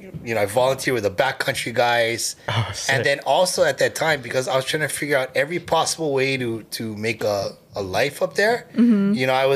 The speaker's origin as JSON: {"language": "English", "town": "Honolulu", "region": "Hawaii", "country": "United States", "tie": "born or raised there", "also_born_or_lived": "Hilo", "said": "born and raised in Manoa."}